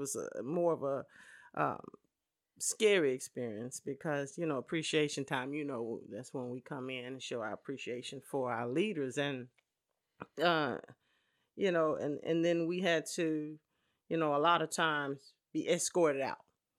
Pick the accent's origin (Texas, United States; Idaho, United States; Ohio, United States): Texas, United States; Dallas; I'm born and raised in Dallas, Texas.